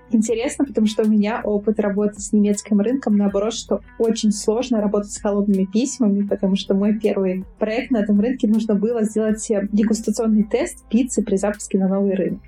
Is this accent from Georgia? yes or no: no; Moldova; Я молдаванка. У меня молдавское гражданство